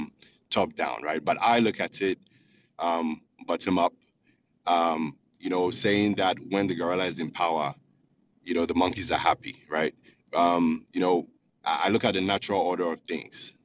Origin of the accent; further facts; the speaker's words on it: Ghana; now in Houston, United States; I'm calling from Houston, Texas. I'm originally from Ghana